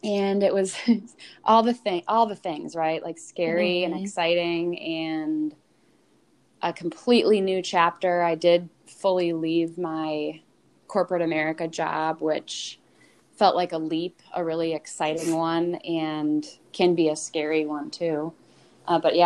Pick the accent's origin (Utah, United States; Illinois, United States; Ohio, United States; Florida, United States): Ohio, United States; a suburb of Cleveland; Growing up in West Winds